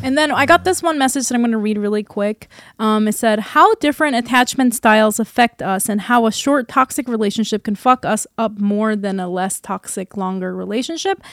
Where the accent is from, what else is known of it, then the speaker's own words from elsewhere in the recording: South Korea; now in United States; Living in and growing up in Korea